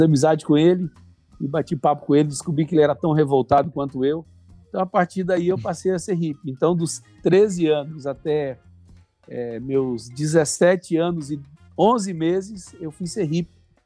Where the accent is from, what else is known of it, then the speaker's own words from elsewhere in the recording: Timóteo, Minas Gerais, Brazil; now in Ji-Paraná, Brazil; Sou mineiro. Ah, então eu sou, é. mineiro, sou mineiro do Vale do Aço, sou lá de Timóteo. Então, o Carlos Cardoso cuida da congregação onde eu nasci.